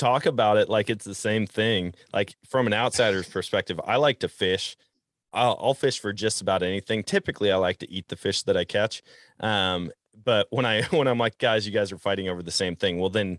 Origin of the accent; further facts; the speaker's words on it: Wisconsin, United States; And it's funny growing up in Wisconsin. That's what we did. I mean, we caught pike and walleye.